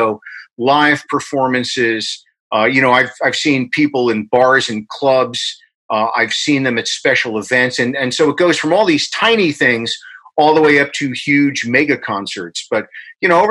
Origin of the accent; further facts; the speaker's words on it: Englishtown, New Jersey, United States; also born or lived in Newark, New Jersey; I was born in Newark, New Jersey, right near New York City. And when I was like 1 and a half or so, we moved down to what was the middle of nowhere at the time, Englishtown, New Jersey